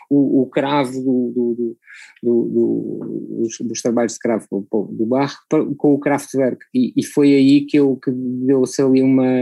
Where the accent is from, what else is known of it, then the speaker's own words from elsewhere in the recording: Macau; born there; é para todos os efeitos é o sítio onde eu nasci, não é?